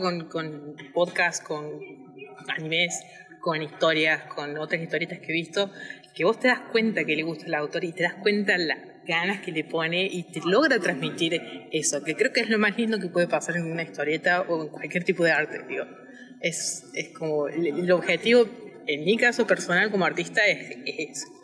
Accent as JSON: {"language": "Spanish", "region": "Córdoba", "country": "Argentina", "said": "yo soy de Córdoba"}